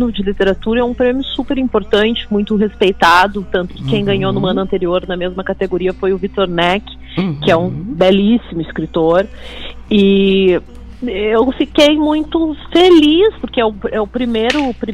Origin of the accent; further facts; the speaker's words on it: Porto Alegre, Rio Grande do Sul, Brazil; Nasci e criada aqui no Bonfim.